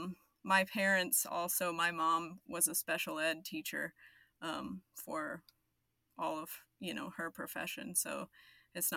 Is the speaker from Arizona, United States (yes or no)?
yes; Arizona, United States; now in Dallas, United States; I live in Dallas. I'm originally from Arizona